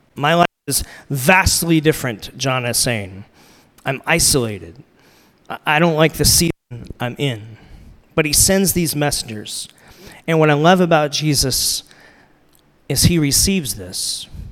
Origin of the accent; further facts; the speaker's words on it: United States; I'm American